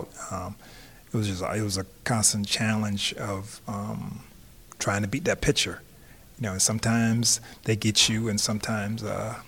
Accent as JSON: {"language": "English", "town": "Tampa", "region": "Florida", "country": "United States", "tie": "born or raised there", "said": "growing up in Tampa"}